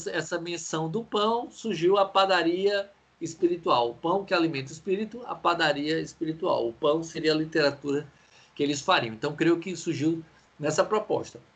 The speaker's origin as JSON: {"language": "Portuguese", "region": "Ceará", "country": "Brazil", "said": "por nós, cearenses"}